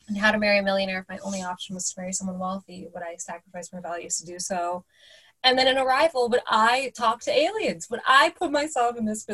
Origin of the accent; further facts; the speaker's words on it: Orange County, California, United States; we grew up in Orange County and we're not black, obviously, but being Middle Eastern